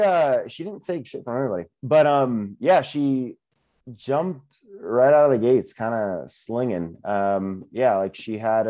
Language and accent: English; Florida, United States; I'm from Florida